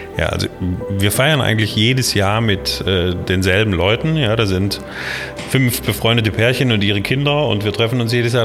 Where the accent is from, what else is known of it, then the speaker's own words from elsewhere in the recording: Kinzigtal, Baden-Württemberg, Germany; accent: Swabian-Alemannic; moved away as an adult; also born or lived in Swabia / Ruhr area; now in Essen, Germany; Ich komme aus äh, einem kleinen Ort im Kinzigtal in Baden-Württemberg, in Baden.